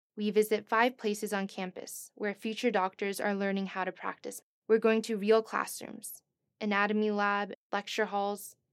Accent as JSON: {"language": "English", "region": "East Coast", "country": "United States", "moved": "as an adult", "lives_now": "Stanford, United States", "said": "I'm from the East Coast"}